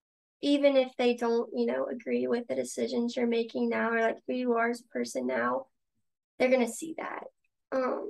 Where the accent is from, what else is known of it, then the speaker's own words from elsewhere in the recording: Prairieville, Louisiana, United States; I'm like from Prairieville, so 20 minutes away